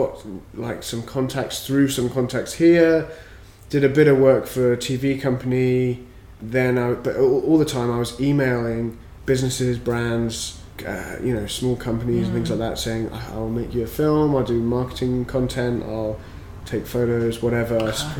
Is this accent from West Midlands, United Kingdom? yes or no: yes; Worcester, West Midlands, United Kingdom; moved away as an adult; now in Scotland, United Kingdom; So I grew up in Worcester.